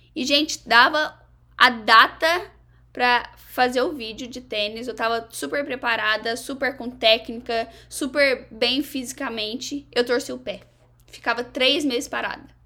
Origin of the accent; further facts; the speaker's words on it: Varginha, Minas Gerais, Brazil; moved away as an adult; also born or lived in Egypt; now in United States; lá em Varginha mesmo, que é a minha cidade natal